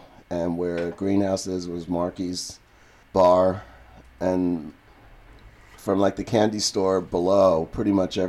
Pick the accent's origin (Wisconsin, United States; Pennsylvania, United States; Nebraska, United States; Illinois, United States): Pennsylvania, United States; Levittown; now in New Hope, United States; I grew up in Levittown, Pennsylvania, when it was brand new in the 50s.